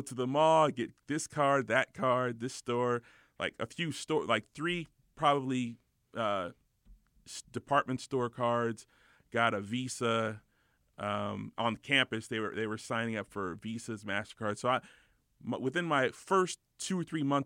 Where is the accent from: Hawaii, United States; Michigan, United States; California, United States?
California, United States; Los Angeles; I grew up in the Valley, which was just kind of – it was just a regular